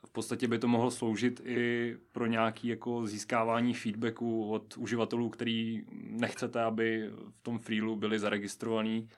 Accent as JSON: {"language": "Czech", "town": "Nová Paka", "region": "Hradec Králové Region", "country": "Czechia", "moved": "as an adult", "lives_now": "Pardubice, Czech Republic", "said": "z nové paky pocházím a hrdě se k ní hlásím"}